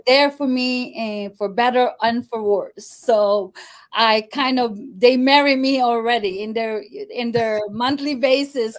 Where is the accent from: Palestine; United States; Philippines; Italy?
Philippines; Butuan, Caraga; moved away; we was born there in Mindanao in Butuan, Mindanao. So I'm Bisaya